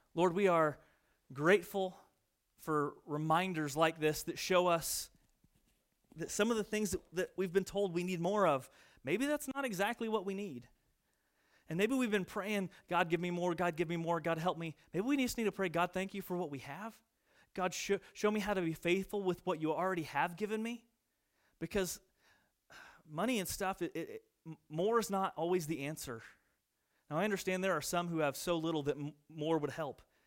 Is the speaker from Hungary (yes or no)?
no; United States; born or raised there; moved away